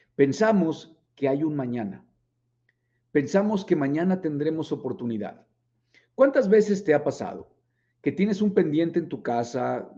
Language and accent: Spanish; Mexico